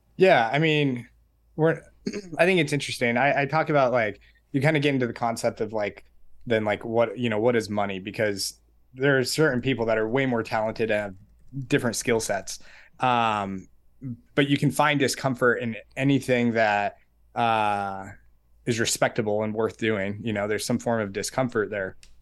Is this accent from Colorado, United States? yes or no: yes; Colorado Springs, Colorado, United States; I was born and raised in Colorado Springs.